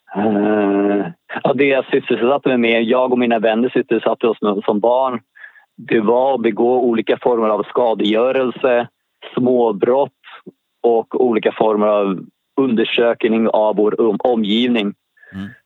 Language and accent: Swedish; Stockholm, Stockholm County, Sweden; Jag är född i Stockholm, Allmänna BB, som låg i närheten av Gärdet